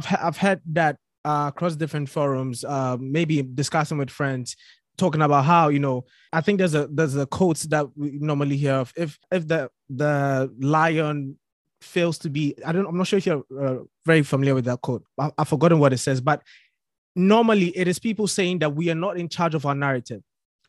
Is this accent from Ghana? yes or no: yes; Ghana; now in United Kingdom; I'm from Ghana.